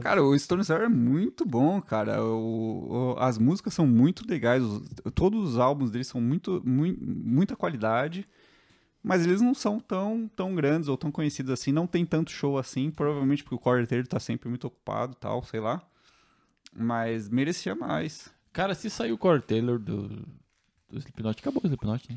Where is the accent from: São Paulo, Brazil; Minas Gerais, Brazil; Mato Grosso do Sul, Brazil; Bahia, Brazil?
São Paulo, Brazil; eu, que sou de São Paulo